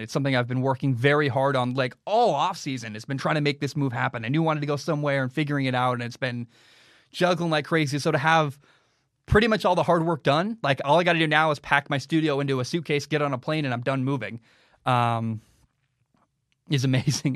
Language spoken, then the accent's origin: English; Portland, Oregon, United States; moved away as an adult; now in Hawaii, United States; I grew up in Portland, Oregon